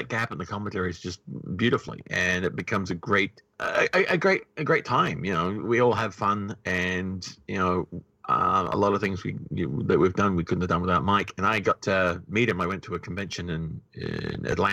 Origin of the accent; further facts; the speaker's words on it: New Zealand; I said, New Zealand